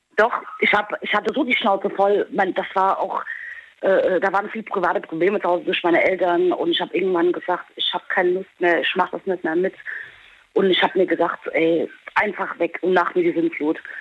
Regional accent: Holzhausen, Germany; also born or lived in Peru; now in Diez, Germany; gebürtig aus Peru, groß geworden in Holzhausen und jetzt bin ich in Dietz

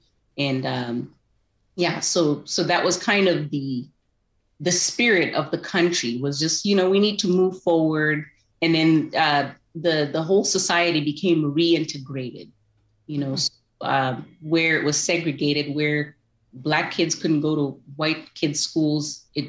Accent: Zimbabwe; So I enjoyed growing up in Zimbabwe. It was a great place to grow up.

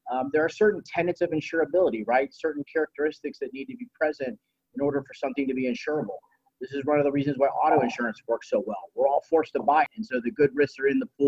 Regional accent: Dayton, Ohio, United States; I'm from Dayton, Ohio

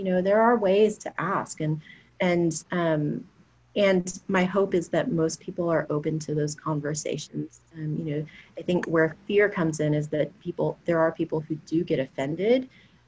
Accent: Houston, Texas, United States; I'm from Houston.

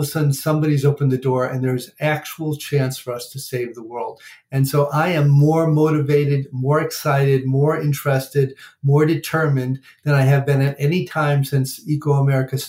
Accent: Chicago, Illinois, United States; now in Washington, D.C., United States; I grew up in Chicago

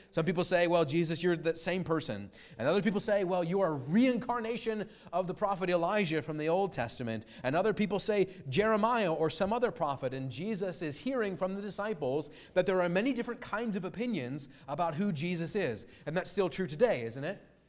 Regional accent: United States; as an American citizen

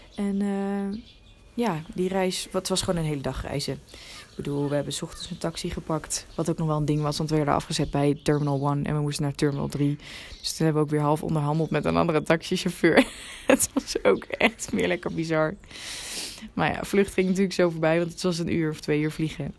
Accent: Netherlands; als Nederlanders

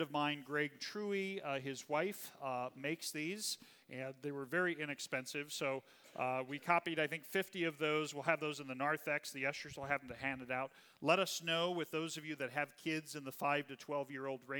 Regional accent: Kansas, United States; now in Indiana, United States; my home state of Kansas

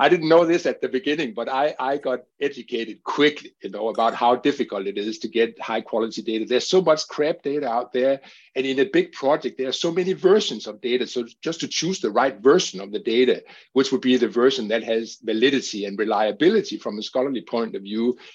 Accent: Denmark; my home country, which is Denmark

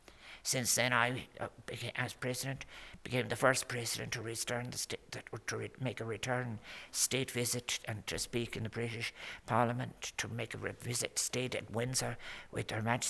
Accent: Ireland; We are a migrant people. We Irish people have been going all over the world since the very, very beginning of time.

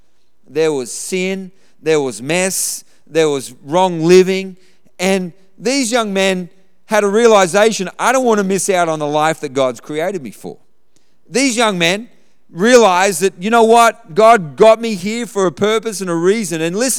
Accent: Australia; I look across this room, we grew up in Australia.

